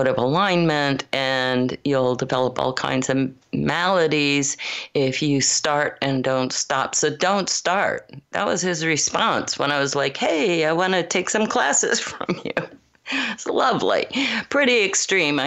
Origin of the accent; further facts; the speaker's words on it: Michigan, United States; moved away as an adult; also born or lived in Colorado / Los Gatos, California; I was born in Colorado, but grew up primarily in Michigan